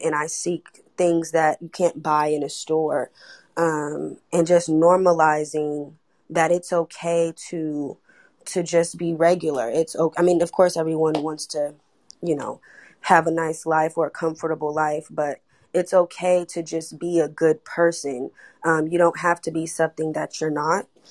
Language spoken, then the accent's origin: English; Oakland, California, United States; I'm from Oakland, California